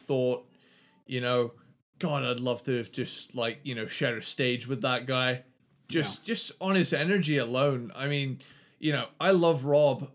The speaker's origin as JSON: {"language": "English", "country": "United Kingdom", "said": "I'm British"}